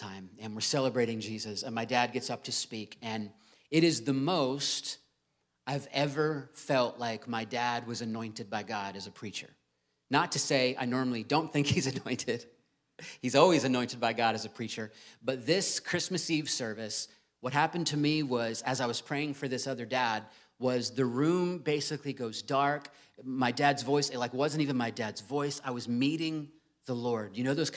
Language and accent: English; Virginia Beach, Virginia, United States; I grew up in Virginia Beach